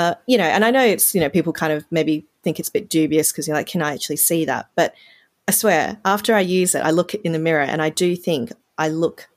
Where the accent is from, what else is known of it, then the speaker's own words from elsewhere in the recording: Australia; growing up in Australia